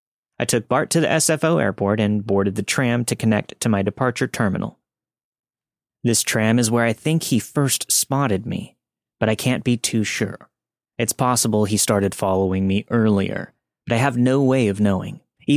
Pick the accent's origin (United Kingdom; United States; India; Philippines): United States; California; I grew up in the Bay Area, and I've spent a lot of time in cities.